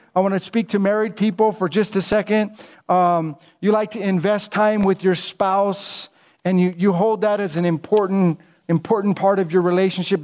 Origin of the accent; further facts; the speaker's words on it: United States; I'm American